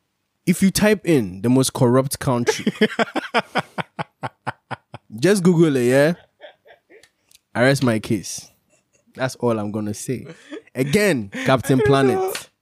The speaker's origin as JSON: {"language": "English", "country": "Ghana", "said": "As a Ghanaian, I don't care, bro. I'm the first born of Africa."}